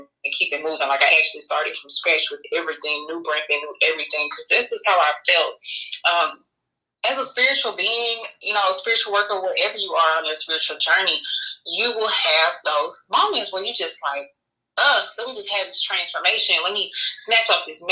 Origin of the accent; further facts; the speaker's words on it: Memphis, Tennessee, United States; moved away; Memphis, my hometown where I'm from